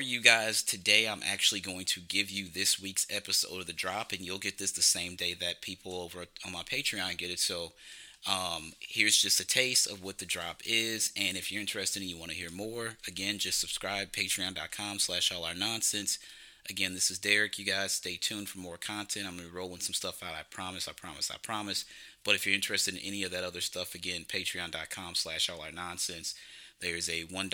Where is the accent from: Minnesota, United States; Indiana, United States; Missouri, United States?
Missouri, United States; St. Louis; I'm from St. Louis, Missouri